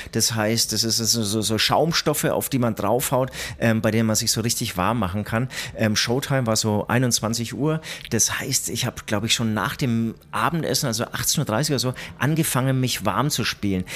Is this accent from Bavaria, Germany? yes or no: yes; Nuremberg, Bavaria, Germany; ich bin in Nürnberg geboren.